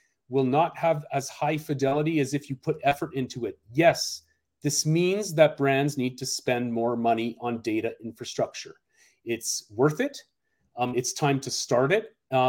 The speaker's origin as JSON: {"language": "English", "town": "Seattle", "region": "Washington", "country": "United States", "tie": "born or raised there", "said": "a best example I've seen is here in my hometown in Seattle."}